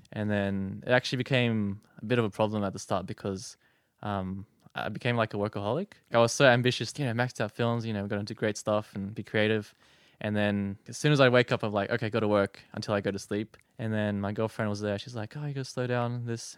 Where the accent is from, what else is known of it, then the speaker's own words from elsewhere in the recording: Sydney, New South Wales, Australia; moved away as an adult; now in Strathfield, Australia; I grew up in the West. I went to school in Mountain View, next to Doonside Station